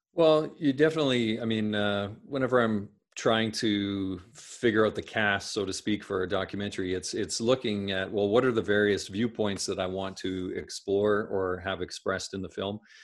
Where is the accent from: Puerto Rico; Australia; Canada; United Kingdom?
Canada; Saskatchewan; I grew up in Saskatchewan, Saskatchewan in Canada